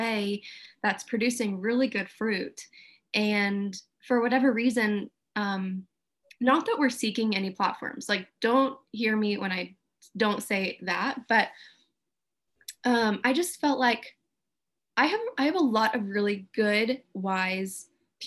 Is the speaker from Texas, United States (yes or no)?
yes; Houston, Texas, United States; moved away as an adult; also born or lived in Redding; now in Houston, United States; I grew up in Houston, have a couple of different friend groups here